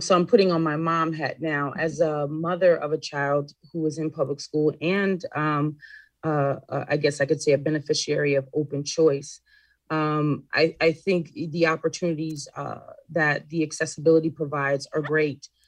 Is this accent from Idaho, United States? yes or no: no; Waterbury, Connecticut, United States; Waterbury is my hometown, born and raised there